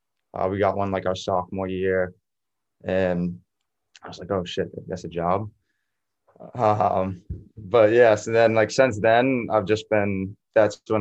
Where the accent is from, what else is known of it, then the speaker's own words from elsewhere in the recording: Foxborough, Massachusetts, United States; also born or lived in New Hampshire; I'm from Foxborough, Mass, but like 8 minutes away from Gillette Stadium